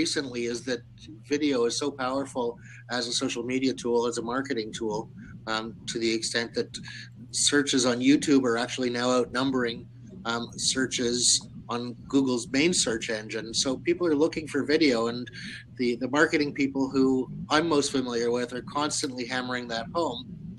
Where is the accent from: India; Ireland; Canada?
Canada; Toronto, Ontario; Toronto, Canada.